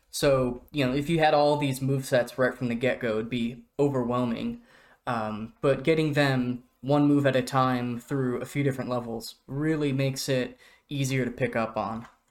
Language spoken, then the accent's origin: English; Oregon, United States; moved away; I'm from Oregon. That is my home state.